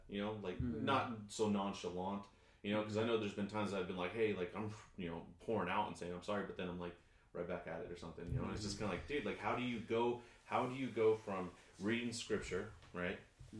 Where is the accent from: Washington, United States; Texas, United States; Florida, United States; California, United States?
Washington, United States; I'm from Washington.